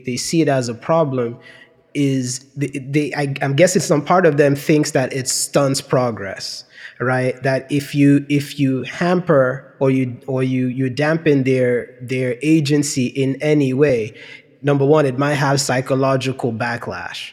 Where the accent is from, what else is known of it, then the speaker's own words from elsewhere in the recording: Nigeria; moved away; when we were growing up in Nigeria